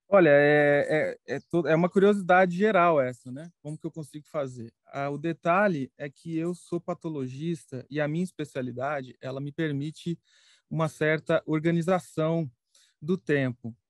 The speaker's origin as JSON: {"language": "Portuguese", "town": "Pouso Alegre", "region": "Minas Gerais", "country": "Brazil", "said": "eu sou mineiro, eu nasci em Pouso Alegre, sul de Minas Gerais"}